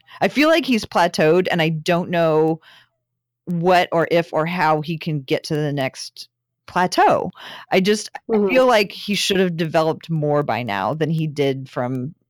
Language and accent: English; Portland, Oregon, United States; we're from Portland.